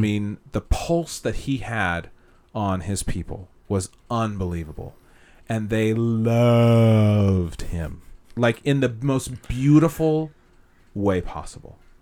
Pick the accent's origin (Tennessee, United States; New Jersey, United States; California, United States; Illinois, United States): California, United States; Castro Valley; also born or lived in Hayward, California; I grew up in Castro Valley.